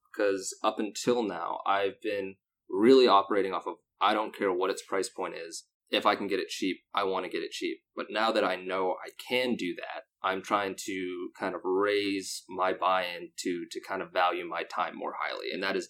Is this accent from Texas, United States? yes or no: yes; Texas, United States; also born or lived in North Carolina / Long Island / Sacramento / Philadelphia; Yes, I am predominantly from South Texas, but to give a little fun backstory, I was born in North Carolina, and I've lived in Long Island, New York. I lived in upstate New York for a while.